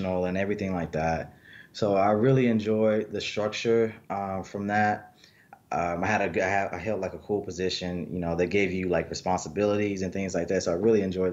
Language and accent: English; Mobile, Alabama, United States; also born or lived in Beatrice, Alabama; My younger years were mostly spent in Mobile, Alabama